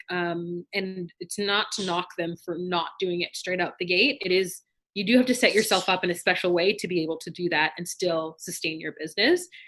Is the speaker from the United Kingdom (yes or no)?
no; Canada; we're both Canadian born and super, super proud to be Canadian born